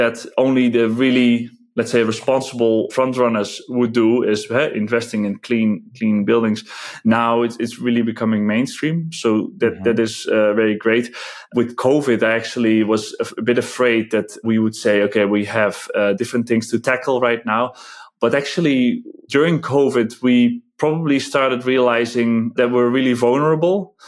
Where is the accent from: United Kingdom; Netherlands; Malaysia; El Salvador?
Netherlands; English is a second language; moved away as an adult; now in Czech Republic; I'm originally from the Netherlands